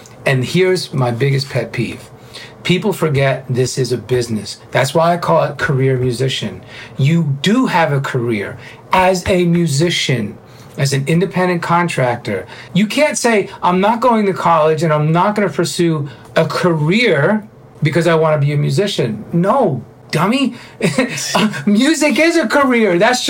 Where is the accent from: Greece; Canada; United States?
United States; New York City, New York; Being a New Yorker, a Cuban-Italian New Yorker, you know, with a very well-tempered manner.